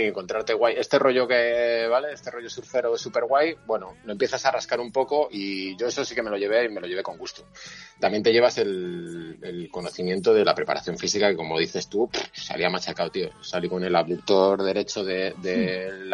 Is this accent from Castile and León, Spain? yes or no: yes; Valladolid, Castile and León, Spain; soy de Valladolid